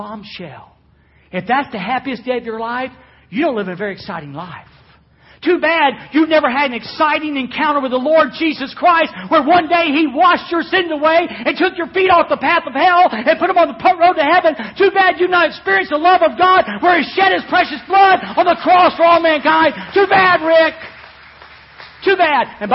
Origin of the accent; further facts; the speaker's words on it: Florida, United States; I am from Florida